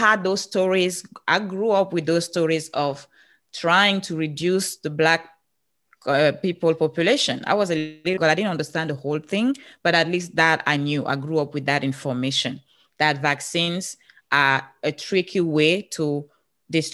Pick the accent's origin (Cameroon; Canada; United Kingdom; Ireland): Cameroon; English is a second language; moved away as an adult; now in United States; I'm from Africa.